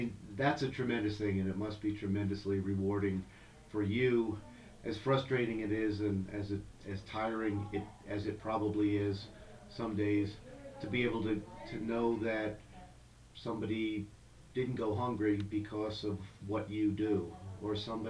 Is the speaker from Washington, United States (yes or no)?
no; New Jersey, United States; moved away as an adult; now in Denver, United States; I grew up in New Jersey, so I spent my entire life in a New Jersey suburban area, suburban New York.